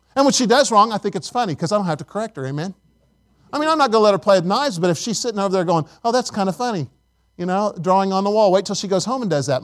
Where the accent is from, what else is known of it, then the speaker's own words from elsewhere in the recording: Indiana, United States; now in Tennessee, United States; I'm from Indiana